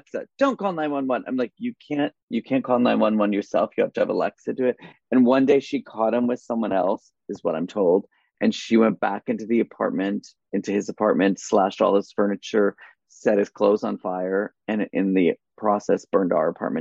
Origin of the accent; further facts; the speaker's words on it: Connecticut, United States; moved away; I grew up in Connecticut, a little town in Connecticut